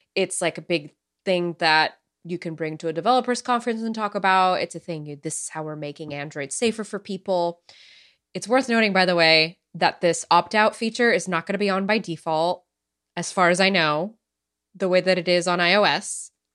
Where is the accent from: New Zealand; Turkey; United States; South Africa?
United States